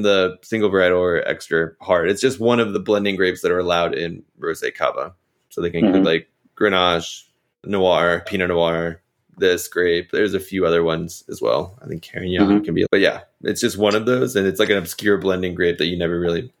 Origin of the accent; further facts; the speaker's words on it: Virginia, United States; growing up in Virginia